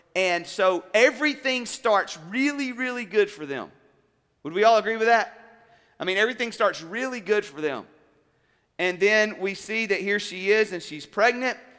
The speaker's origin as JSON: {"language": "English", "region": "South Alabama", "country": "United States", "tie": "born or raised there", "also_born_or_lived": "Columbus, Georgia", "moved": "yes", "said": "I grew up originally in South Alabama, then we moved to Columbus, Georgia"}